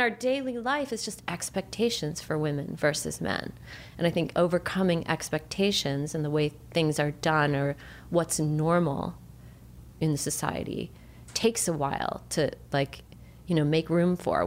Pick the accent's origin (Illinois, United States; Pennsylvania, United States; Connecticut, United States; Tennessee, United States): Illinois, United States; Chicago; now in California, United States